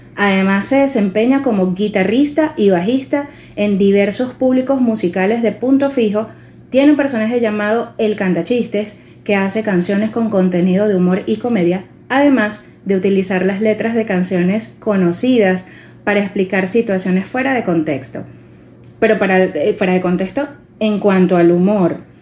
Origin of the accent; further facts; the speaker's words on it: Venezuela; nosotros le colocamos como venezolanos